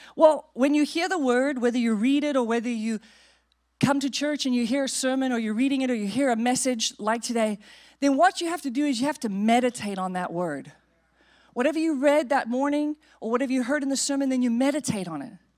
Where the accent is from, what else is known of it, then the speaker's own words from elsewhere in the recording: South Africa; now in United States; we grew up in South Africa